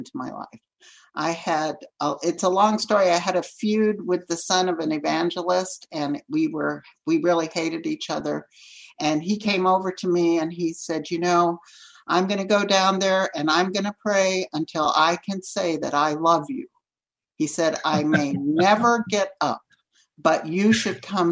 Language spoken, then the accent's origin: English; Texas, United States; first language Spanish; English is a second language; they just crossed the border into Texas, where my dad grew up, speaking Spanish as his first language. And then that's where I grew up, speaking Spanish as my first language